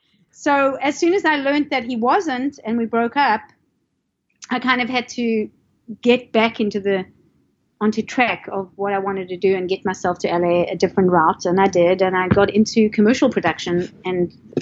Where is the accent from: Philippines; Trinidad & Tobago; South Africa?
South Africa; moved away as an adult; also born or lived in Los Angeles, United States; now in Tampa Bay area, United States; I'm from South Africa.